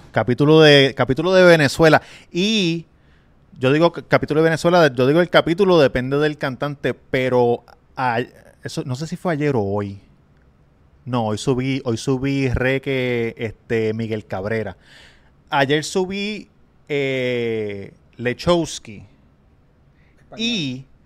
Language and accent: Spanish; Levittown, Puerto Rico; Me acuerdo que fue en Palo entre Cataño y Levitown. Yo soy de Levitown, al lado de Cataño.